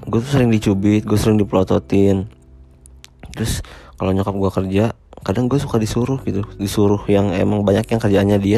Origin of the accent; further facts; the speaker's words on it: Rancaekek, West Java, Indonesia; also born or lived in Cicalengka; gue eh, dulu lahir di Cicalengka 28 April 1996. Uh, gue setelah di Cisalengka, gue pindah ke Ranca Ekek tuh sekitar dari umur 4 tahun